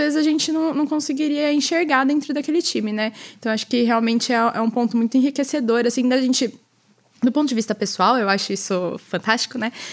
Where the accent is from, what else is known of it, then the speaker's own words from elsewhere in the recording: Campinas, São Paulo, Brazil; eu nasci e cresci em Campinas, no interior de São Paulo.